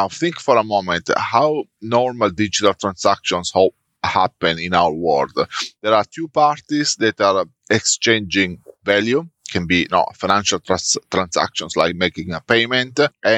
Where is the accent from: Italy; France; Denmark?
Italy; moved away as an adult; now in Melbourne, Australia; I'm currently based in Melbourne in Australia. I'm originally from Italy, and I started my career in Italy just out of uni.